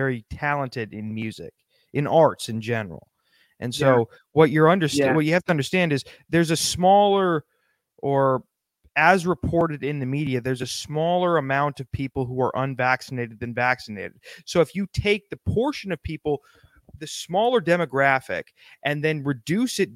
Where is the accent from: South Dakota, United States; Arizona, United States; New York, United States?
South Dakota, United States; I'm from South Dakota